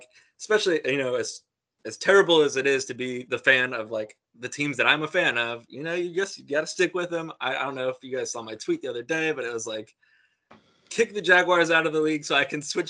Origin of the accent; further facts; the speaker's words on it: South Carolina, United States; also born or lived in New Jersey; I was born in Jersey. My dad is, you know, the classic Mets, Jets, Devils type of fan. I kept the Mets from him, but we moved to South Carolina when I was 2. There's no teams anywhere close to me.